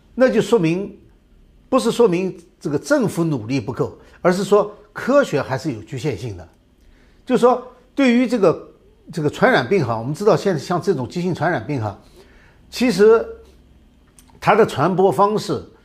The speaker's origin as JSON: {"language": "Chinese", "country": "China", "said": "我们中国人"}